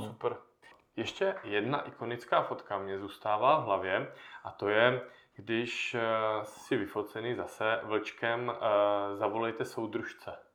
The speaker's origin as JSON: {"language": "Czech", "area": "Moravian Karst", "region": "South Moravian Region", "country": "Czechia", "said": "z té části, odkud já pocházím, z Moravského krasu"}